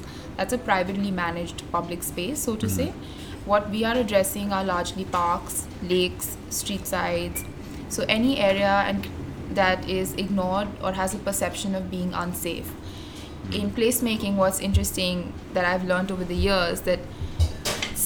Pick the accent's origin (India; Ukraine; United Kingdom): India; New Delhi, Delhi; also born or lived in Texas / Denmark; Born and raised in New Delhi, studied in Texas at Rice